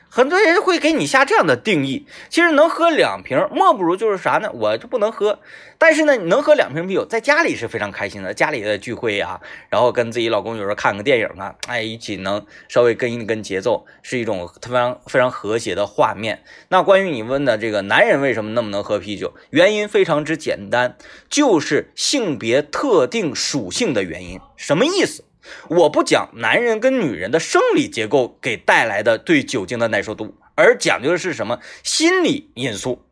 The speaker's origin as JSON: {"language": "Chinese", "town": "Baishan", "region": "Jilin", "country": "China", "tie": "born or raised there", "said": "在我老家吉林省白山市，啊，那个江源县湾沟镇，湾沟矿"}